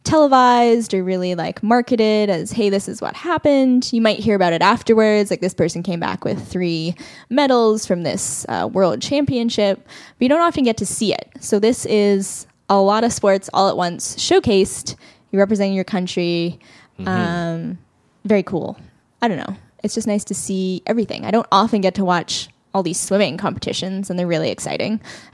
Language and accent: English; Canada; And we're Canadian. It's like ingrained in our body.